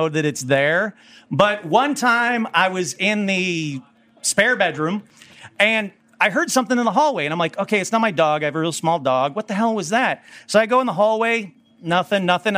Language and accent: English; Burbank, California, United States; I'm from Burbank.